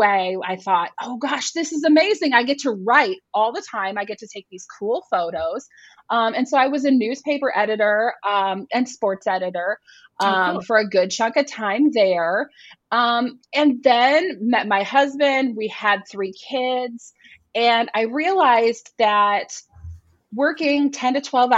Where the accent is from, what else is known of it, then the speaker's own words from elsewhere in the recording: Northwest Iowa, United States; Where I grew up in Northwest Iowa